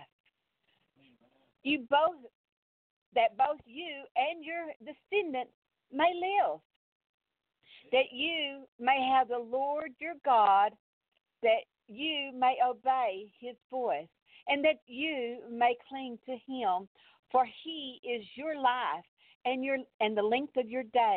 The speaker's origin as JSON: {"language": "English", "region": "Texas", "country": "United States", "accent": "Texas", "said": "I'm from Texas"}